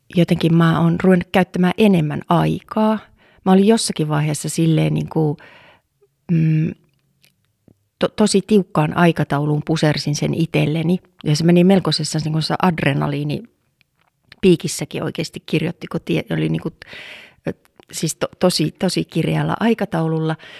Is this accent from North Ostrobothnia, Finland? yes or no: yes; Oulu, North Ostrobothnia, Finland; täällä Oulussa, siis mä oon Oulussa syntynyt ja kasvanut